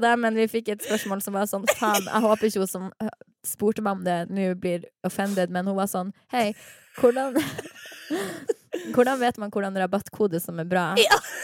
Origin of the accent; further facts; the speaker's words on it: Harstad, Northern Norway, Norway; now in Oslo, Norway; stolt av at jeg er nordnorsk